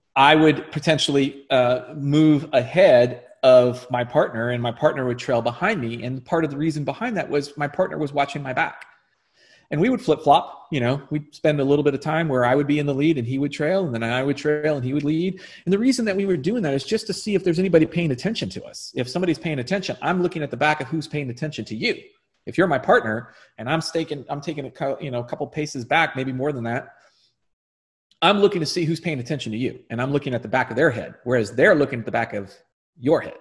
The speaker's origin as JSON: {"language": "English", "country": "United States", "said": "as an American"}